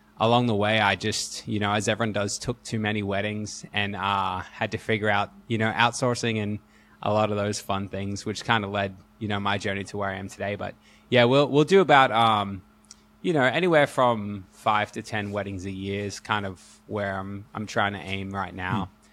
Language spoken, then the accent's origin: English; Australia; also born or lived in Hawaii; I'm an Aussie, so slowly, hopefully, you'll hear a bit of my accent.